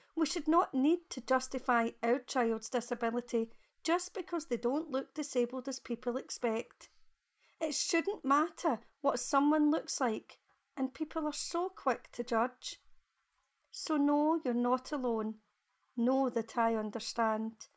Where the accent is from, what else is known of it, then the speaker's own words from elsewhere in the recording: Glasgow, Scotland, United Kingdom; I'm from Glasgow in Scotland.